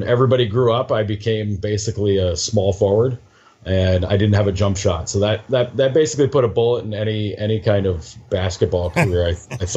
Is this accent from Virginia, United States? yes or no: no; Waterford, New York, United States; moved away as an adult; now in Buffalo, United States; I'm from the Albany area, to be more specific, a town called Waterford